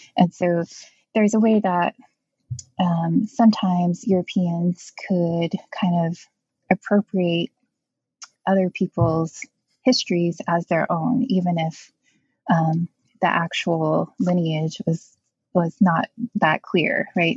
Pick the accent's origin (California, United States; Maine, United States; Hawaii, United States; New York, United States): Hawaii, United States; Native Hawaiian, United States; I'm Native Hawaiian